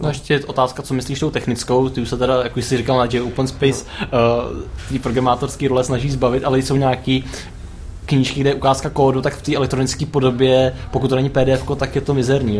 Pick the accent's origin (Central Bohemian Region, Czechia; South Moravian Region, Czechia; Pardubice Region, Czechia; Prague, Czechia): Central Bohemian Region, Czechia; Zvěstov; Zvěstov je vesnice, odkud pocházím